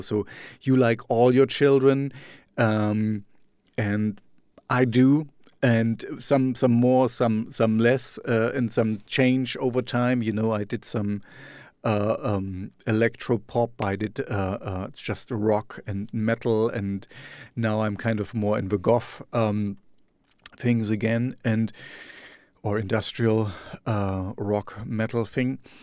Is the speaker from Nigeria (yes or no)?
no; Germany; in my hometown